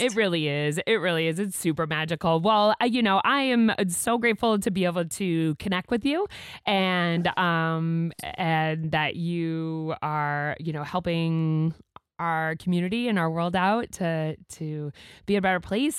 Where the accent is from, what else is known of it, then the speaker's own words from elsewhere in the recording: Massachusetts, United States; now in Maine, United States; I'm a transplant myself. I'm from Mass